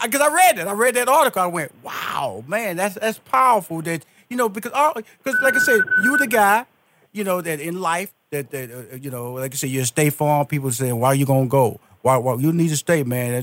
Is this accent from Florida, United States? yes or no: no; Houston, Texas, United States; I'm Houston, Texas. I'm from Fifth Ward